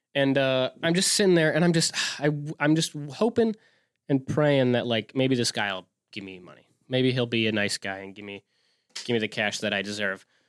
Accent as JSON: {"language": "English", "region": "Wisconsin", "country": "United States", "said": "we're from Wisconsin."}